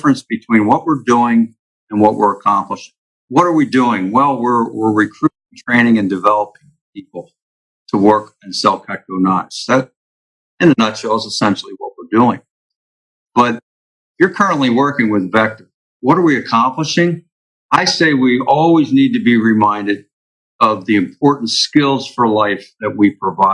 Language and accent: English; Philadelphia, Pennsylvania, United States; moved away as an adult; now in Florida, United States; we grew up in Philadelphia